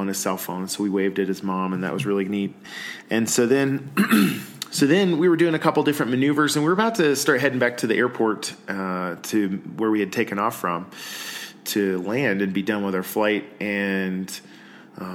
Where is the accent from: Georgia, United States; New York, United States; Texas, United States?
Georgia, United States; moved away as an adult; now in Colorado, United States; I'm originally from Georgia. I've been in Colorado for about 15 years now